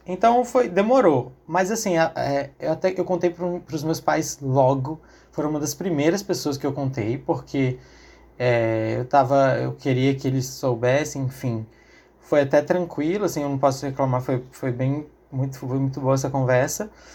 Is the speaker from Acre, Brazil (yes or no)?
yes; Acre, Brazil; Sou acriano